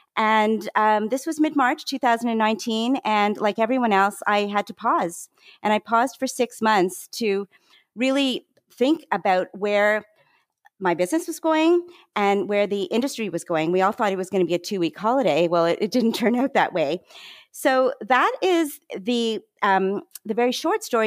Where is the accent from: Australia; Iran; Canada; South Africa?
Canada; moved away as an adult; also born or lived in Toronto, Canada / Vancouver, Canada / Montreal, Canada; now in Maryland, United States; I'm Canadian. I'm now a dual citizen, actually